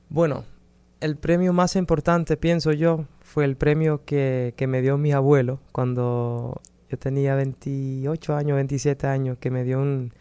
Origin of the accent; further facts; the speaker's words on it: Netherlands; also born or lived in Miami, United States; yo nací en Holanda, me crecí en Holanda, pero mi mamá es dominicana